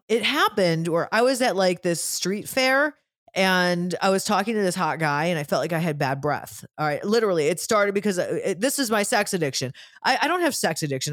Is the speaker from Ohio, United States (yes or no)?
yes; Cleveland, Ohio, United States; I'm from Cleveland